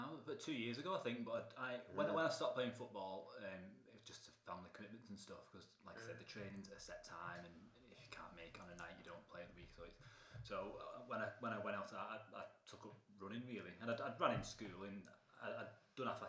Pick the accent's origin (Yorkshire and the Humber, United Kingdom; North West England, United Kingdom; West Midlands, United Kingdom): North West England, United Kingdom; Haydock; I grew up in Haydock